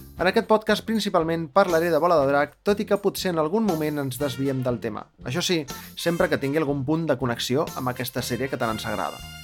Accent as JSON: {"language": "Catalan", "town": "Barcelona", "region": "Catalonia", "country": "Spain", "said": "sóc de Barcelona, eh? amb la A ben oberta de Barcelona, sóc de ciutat"}